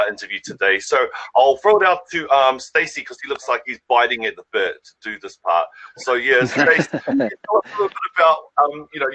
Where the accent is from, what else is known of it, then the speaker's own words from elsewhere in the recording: Auckland, New Zealand; We're from Massey. We grew up in West Auckland